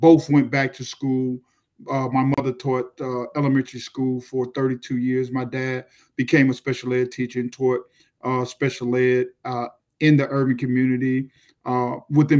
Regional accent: Miami, Florida, United States; I grew up in Miami.

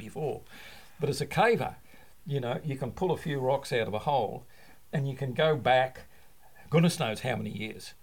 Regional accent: Leura, New South Wales, Australia; moved away as an adult; now in South Australia, Australia; I grew up in the Blue Mountains west of Sydney, and a beautiful place, a little town called Lura

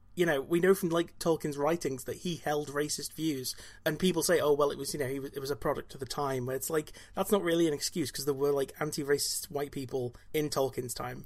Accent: Wales, United Kingdom; I'm Welsh

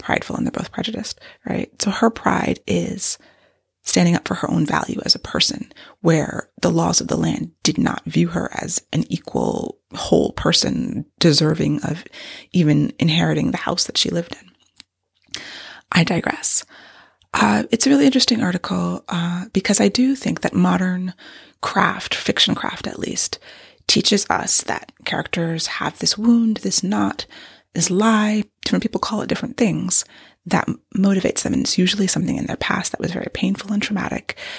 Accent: United States; I'm American, I'm Western.

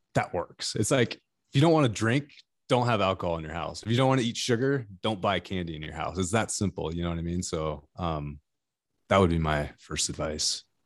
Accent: California, United States; I'm from California

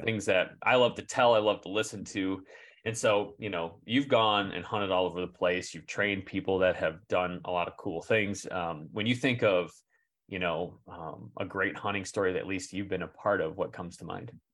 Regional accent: Michigan, United States; we're from Michigan

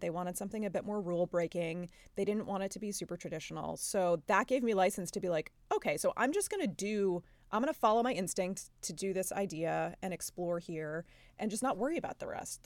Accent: New York, United States; we're both from New York and, uh, come from Italian families

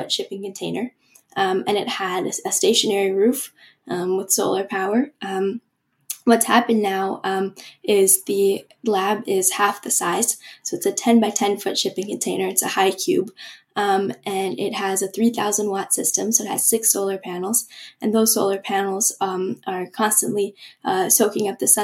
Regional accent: Vancouver, British Columbia, Canada; I loved growing up in Vancouver

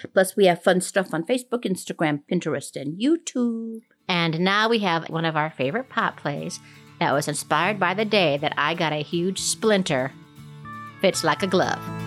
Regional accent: Minnesota, United States; now in Colorado, United States; Minnesota Day, which is the you know my home state

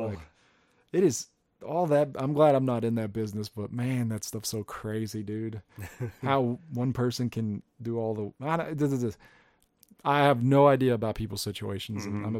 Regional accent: Peaster, Texas, United States; growing up in Peaster where I did, it was definitely a different scene.

